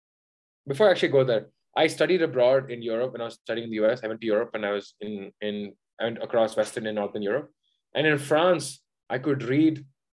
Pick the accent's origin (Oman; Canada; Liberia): Oman; I grew up in Oman, right? So I spoke English and wrote English and read English everywhere. I spoke only Tamil at home, so I never read and write it.